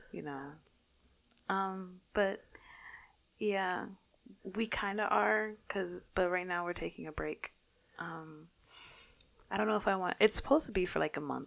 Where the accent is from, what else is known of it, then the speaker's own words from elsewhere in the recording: New York City, New York, United States; also born or lived in North Carolina; I'm a Bronx native. Lived in the Bronx for the majority of my life, except for like the couple years I lived in North Carolina